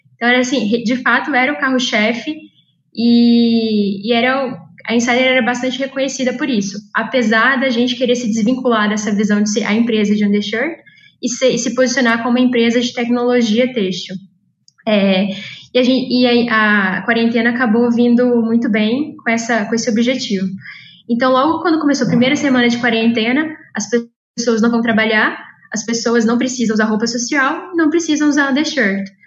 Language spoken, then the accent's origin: Portuguese; Juiz de Fora, Minas Gerais, Brazil; moved away as an adult; now in São Paulo, Brazil; eu sou mineira de Juiz de Fora e eu vim parar aqui em São Paulo por meio do ITA